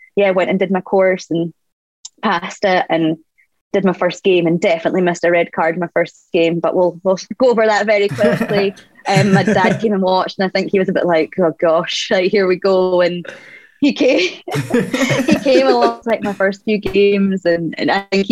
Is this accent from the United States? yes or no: no; Scotland, United Kingdom; being Scottish